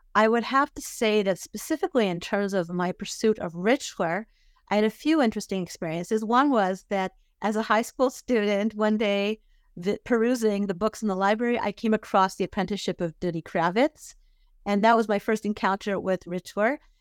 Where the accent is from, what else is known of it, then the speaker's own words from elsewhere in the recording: Vancouver, British Columbia, Canada; now in Israel; I grew up in Vancouver, British Columbia